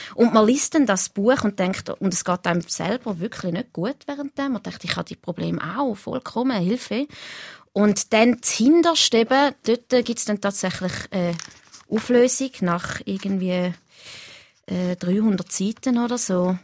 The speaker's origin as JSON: {"language": "German", "area": "near Schaffhausen", "region": "Thurgau", "country": "Switzerland", "tie": "born or raised there", "moved": "yes", "lives_now": "Winterthur, Switzerland", "said": "Ich bin ja in der Nähe von Schaffhausen aufgewachsen in Richlingen"}